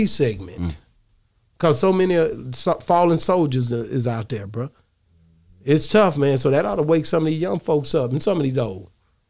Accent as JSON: {"language": "English", "region": "Texas side", "country": "United States", "said": "But I'm from the Texas side. 100%. I'm from the Caddo Lake."}